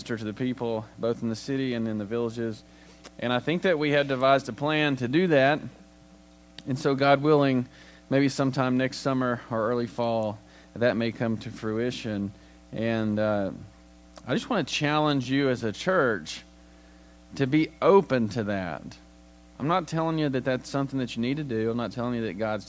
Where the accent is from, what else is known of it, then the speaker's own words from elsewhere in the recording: United States; as an American